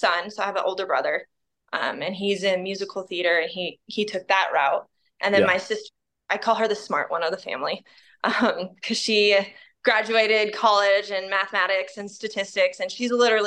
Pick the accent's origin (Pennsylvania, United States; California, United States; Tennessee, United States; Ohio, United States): California, United States; moved away as an adult; now in Utah, United States; I grew up in California